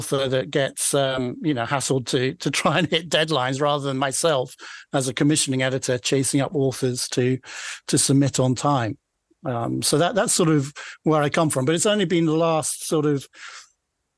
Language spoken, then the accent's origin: English; Aberdeenshire, Scotland, United Kingdom; accent: Scottish; Doric; I grew up in rural Aberdeenshire in the 80s